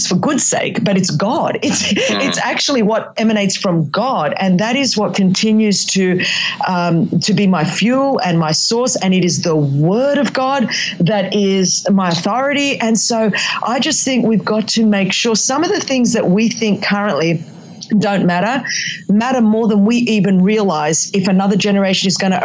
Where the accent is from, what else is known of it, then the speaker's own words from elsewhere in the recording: Australia; accent: Australian; first language Greek; English is a second language; it's my Australian accent, but you know, it's, but I do speak, Greek is my first language.